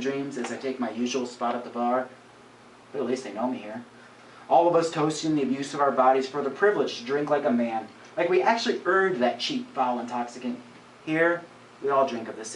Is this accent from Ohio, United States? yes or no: yes; Madison, Ohio, United States; I grew up in Madison, so I spent most of my childhood working in all those bars